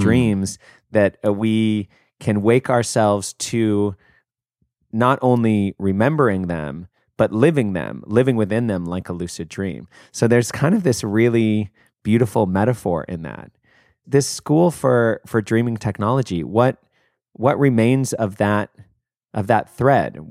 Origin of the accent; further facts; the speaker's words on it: United States; me as an American